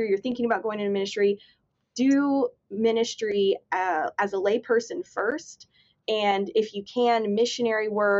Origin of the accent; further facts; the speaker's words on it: Florida, United States; I grew up here in Florida